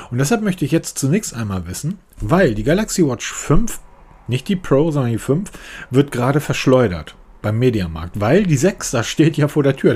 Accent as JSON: {"language": "German", "region": "Northern Germany", "country": "Germany", "said": "Ich bin Norddeutscher, ne? sowas machen wir nicht."}